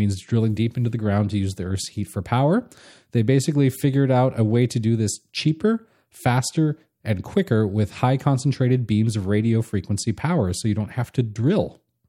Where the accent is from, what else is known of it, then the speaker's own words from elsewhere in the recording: California, United States; Well, I grew up in Southern California.